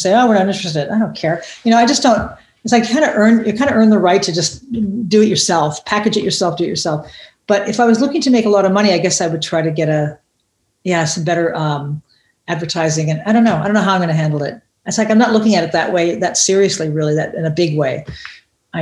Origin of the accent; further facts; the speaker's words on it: United States; moved away as an adult; now in Germany; being an American person and being a gay person living in a little tiny, we live in a tiny town, 12,000 people